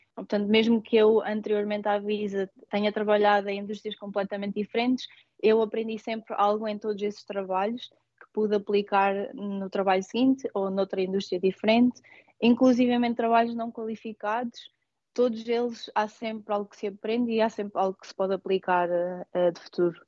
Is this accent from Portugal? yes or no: yes; Portugal; moved away as an adult; also born or lived in Coimbra / northern England; now in London, United Kingdom; somos portugueses e pertencemos a Portugal